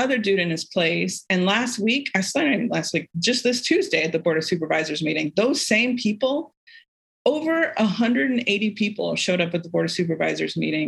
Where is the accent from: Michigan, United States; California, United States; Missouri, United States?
California, United States; Orange County; I grew up in Orange County around a lot of privilege